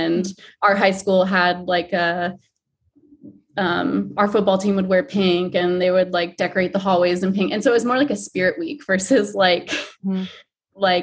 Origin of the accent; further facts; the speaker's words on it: Michigan, United States; I grew up in Michigan